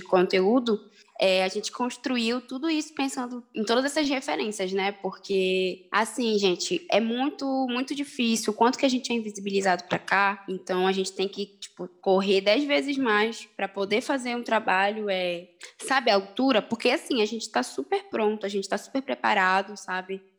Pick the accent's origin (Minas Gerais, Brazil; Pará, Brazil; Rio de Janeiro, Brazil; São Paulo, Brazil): Pará, Brazil; Belém; tenho 22 anos e sou daqui de Belém do Pará.